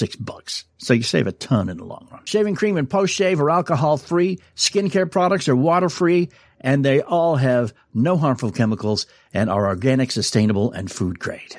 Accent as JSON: {"language": "English", "region": "New England", "country": "United States", "tie": "born or raised there", "moved": "yes", "said": "I grew up in New England"}